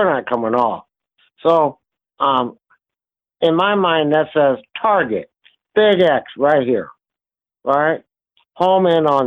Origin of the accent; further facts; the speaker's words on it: Kankakee, Illinois, United States; moved away as an adult; also born or lived in Indiana; I grew up in the Midwest, just south of Chicago, in a town called Kankakee, Illinois